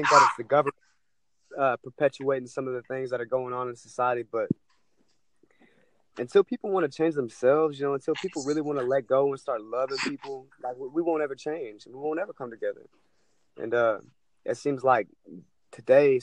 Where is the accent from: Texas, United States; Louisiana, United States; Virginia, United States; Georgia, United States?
Texas, United States; East; I'm from Texas, East Texas.